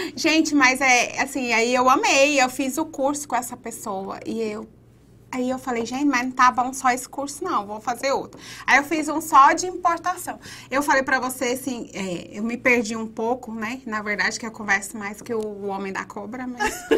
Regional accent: Goiás, Brazil; moved away as an adult; now in United States; O goiano é um um bicho meio sem vergonha com relação a isso. Se a gente ficar perto de uma outra pessoa que tem um sotaque, a gente pega

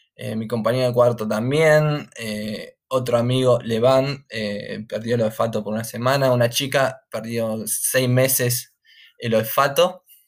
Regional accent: San Antonio de Padua, Buenos Aires Province, Argentina; moved away as an adult; now in United Kingdom; me crié en Buenos Aires, San Antonio de Padua.

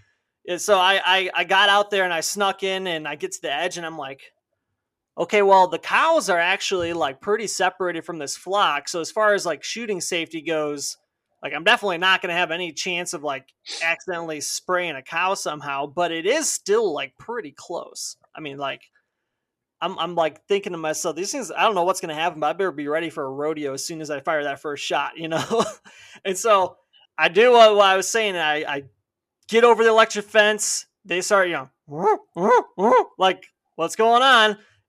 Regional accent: Illinois, United States; I'm from the Chicago suburbs.

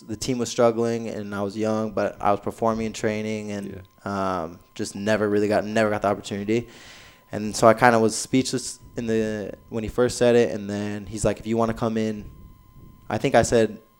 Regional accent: Roseville, California, United States; moved away as an adult; now in Des Moines, United States; I'm from Roseville, California, playing out of Sacramento

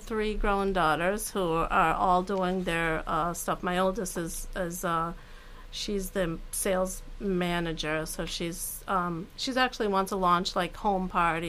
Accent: Newton, Massachusetts, United States; because I'm from Newton.

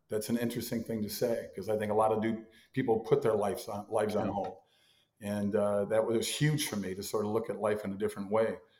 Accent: Mound, Minnesota, United States; I grew up in a little town called Mound, Minnesota, which is on the western shore of Lake Minnetonka, about 20 miles west of Minneapolis

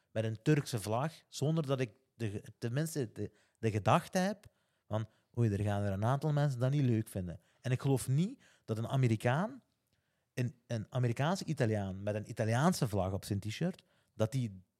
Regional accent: Flanders, Belgium; als geboren Vlaming eigenlijk, heb gevoeld gehad.

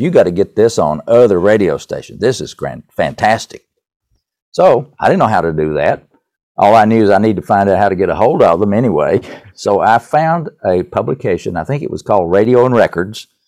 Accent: East Tennessee, United States; accent: Tennessee; I grew up in East Tennessee

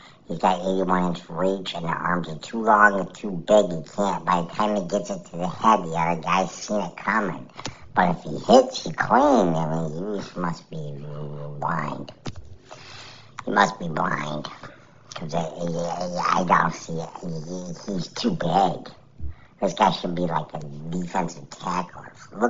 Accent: Canada

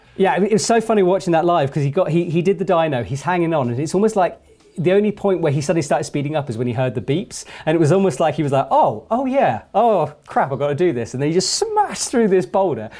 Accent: England, United Kingdom; I'm an English, British climber

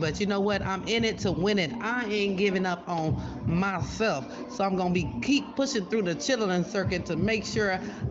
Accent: Texas, United States; now in Sacramento, United States; I'm originally from Texas. I'm a country girl

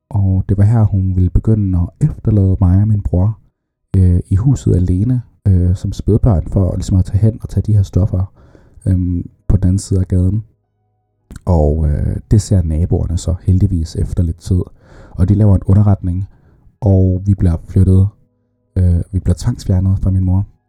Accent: Saudi Arabia; jeg blev født i Saudi-Arabien

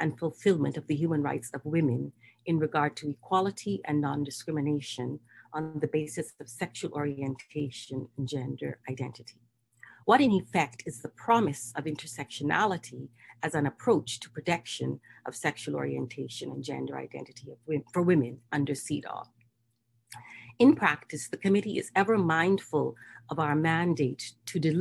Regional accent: Bahamas; I'm from the Bahamas, the Caribbean region, yes, the Bahamas

